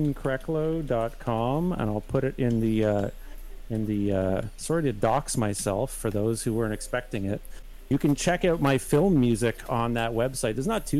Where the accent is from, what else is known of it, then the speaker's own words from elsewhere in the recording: Toronto, Ontario, Canada; I grew up in Toronto